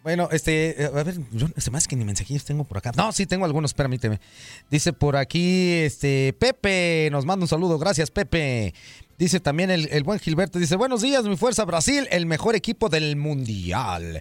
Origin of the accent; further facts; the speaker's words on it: Mexico; muchos como mexicanos decimos